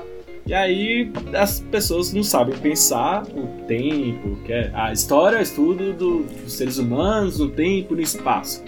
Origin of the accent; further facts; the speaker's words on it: Ipatinga, Minas Gerais, Brazil; also born or lived in Belo Horizonte; eu sou de Patinga